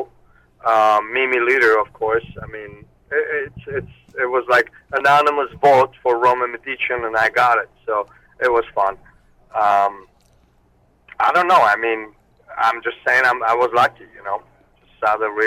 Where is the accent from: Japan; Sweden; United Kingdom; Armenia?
Armenia; English is a second language; also born or lived in Russia / Moscow; now in United States; I was born in Armenia. I lived there, and then I moved to Russia. And after Russia, I came to U.S.